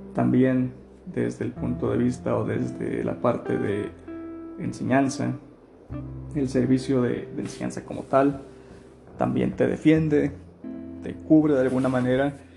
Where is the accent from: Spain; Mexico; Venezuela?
Mexico; Nuevo León; moved away as an adult; soy originario de Nuevo León